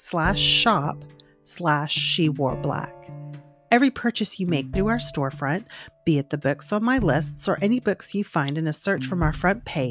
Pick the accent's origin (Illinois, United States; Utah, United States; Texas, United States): Texas, United States; South; I'm from South Texas